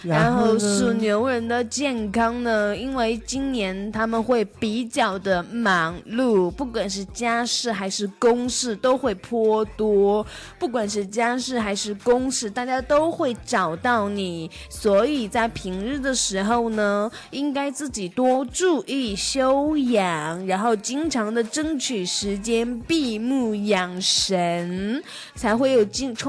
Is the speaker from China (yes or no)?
no; Taiwan; 我台湾人不知道“贼”是什么意思，“贼拉高”吗？